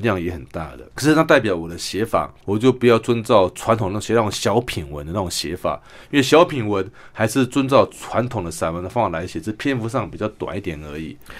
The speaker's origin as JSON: {"language": "Chinese", "region": "Kinmen County", "country": "Taiwan", "also_born_or_lived": "Sanchong, New Taipei", "moved": "yes", "lives_now": "Taipei, Taiwan", "said": "我来自金门"}